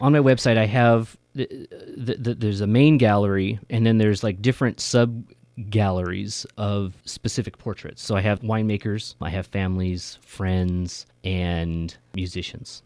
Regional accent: Merced, California, United States; moved away as an adult; now in Sacramento, United States; I grew up in Merced

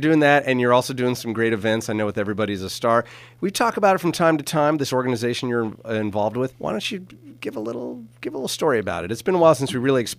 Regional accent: Napa Valley, California, United States; This is my first cousin I grew up with here in Napa Valley.

